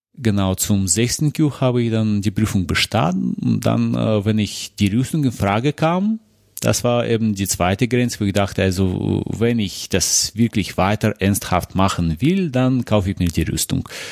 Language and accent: German; Moscow, Russia; moved away; ich komme aus Moskau, aus Russland